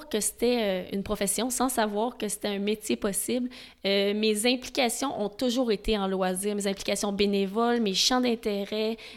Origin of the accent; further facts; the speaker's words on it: Montreal, Quebec, Canada; Moi, je viens de Montréal.